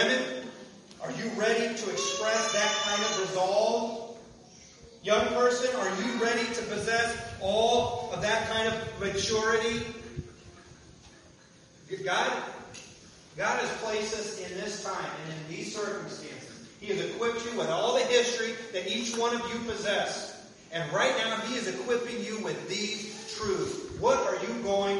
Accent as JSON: {"language": "English", "region": "Kansas", "country": "United States", "tie": "born or raised there", "said": "I grew up in Kansas."}